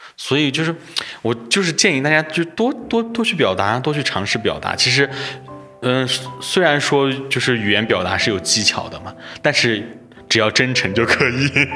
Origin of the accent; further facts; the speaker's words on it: Anhui, China; now in Chengdu, China; 我是，呃，老家安徽的